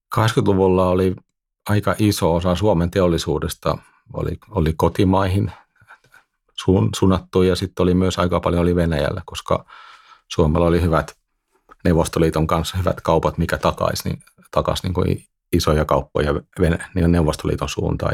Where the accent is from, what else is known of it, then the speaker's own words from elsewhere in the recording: Netherlands; moved away as an adult; now in Finland; mä oon syntynyt Hollannissa ja asuin siellä ja kävin siellä koulut